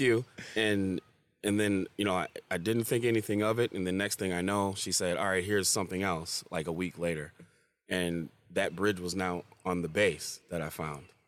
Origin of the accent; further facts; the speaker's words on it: Farmington, Michigan, United States; I grew up in Farmington too